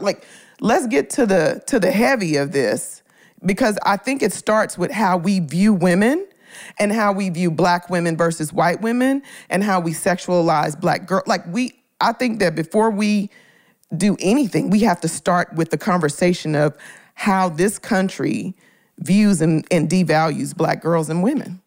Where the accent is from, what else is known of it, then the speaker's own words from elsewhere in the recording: Memphis, Tennessee, United States; moved away; I'm from Memphis originally. I'm from Orange Mound, Memphis, Tennessee. I'm from the hood